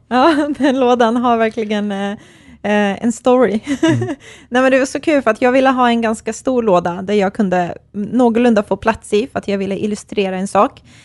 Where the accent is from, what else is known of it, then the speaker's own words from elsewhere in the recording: Bosnia & Herzegovina; now in Sweden; jag är kroat och serb, eh, uppvuxen i Bosnien